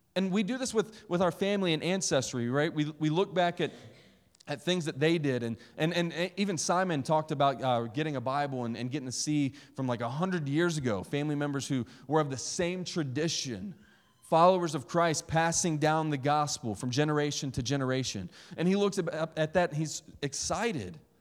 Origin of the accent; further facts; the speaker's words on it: West Virginia, United States; I'm from West Virginia